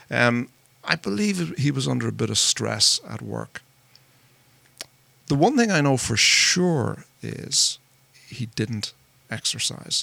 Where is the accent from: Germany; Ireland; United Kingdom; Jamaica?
Ireland; moved away as an adult; now in United States; I'm not from around here. I'm from Ireland. And I came to America 11 years ago